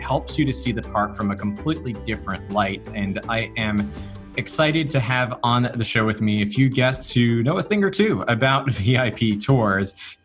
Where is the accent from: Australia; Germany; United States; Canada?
United States; Northeast; I grew up in the Northeast